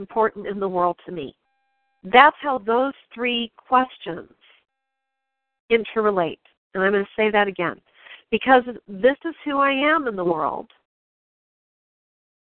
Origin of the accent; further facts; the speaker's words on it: New York, United States; I'm from New York